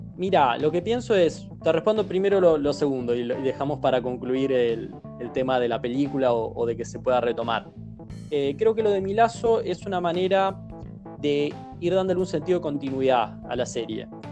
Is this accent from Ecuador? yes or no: no; Argentina; acá en la Argentina